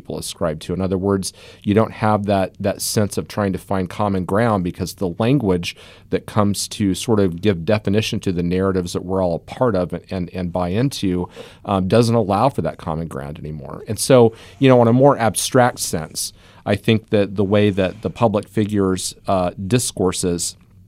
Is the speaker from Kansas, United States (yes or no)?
yes; Kansas, United States; So, you know, when I was growing up in Southeast Kansas, the son of a railroad engineer, union guy